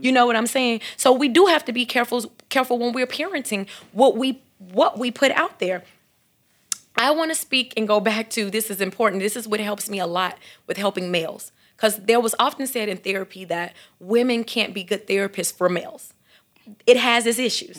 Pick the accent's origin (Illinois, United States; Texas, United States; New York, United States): Illinois, United States; Chicago; growing up in Chicago